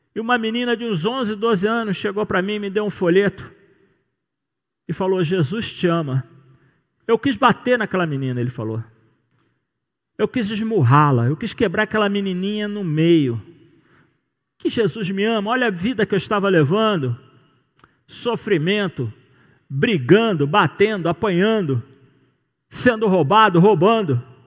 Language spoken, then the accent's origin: Portuguese; Rio de Janeiro, Brazil; Como bom carioca